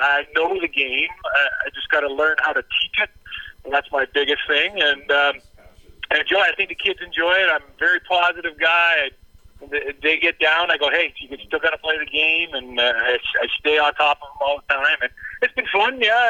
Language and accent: English; Chemainus, British Columbia, Canada; moved away as an adult; also born or lived in Los Angeles; Growing up in Shermaine